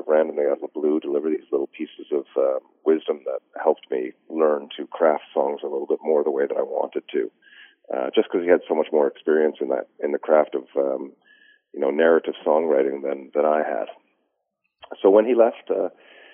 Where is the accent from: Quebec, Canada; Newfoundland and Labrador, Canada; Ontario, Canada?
Newfoundland and Labrador, Canada; I would be excommunicated as a Newfoundlander